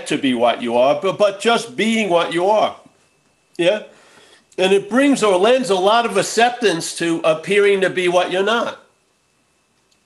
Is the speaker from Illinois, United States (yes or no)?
no; New York, United States; when I growing up in New York